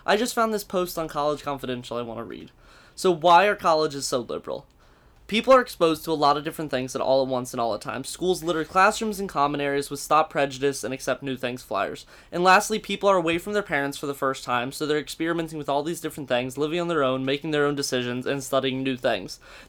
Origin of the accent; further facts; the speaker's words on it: Virginia Beach, Virginia, United States; Like, I came from Virginia Beach, is considered like one of the third most conservative places in the world.